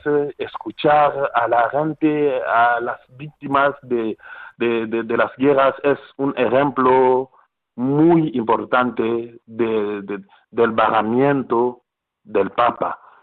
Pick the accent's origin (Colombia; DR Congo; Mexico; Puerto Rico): DR Congo; Spanish is a second language; moved away